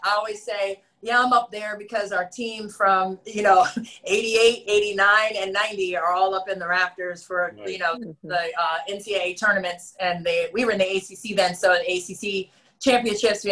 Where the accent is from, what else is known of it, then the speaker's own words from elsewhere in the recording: Reston, Virginia, United States; I'm from Reston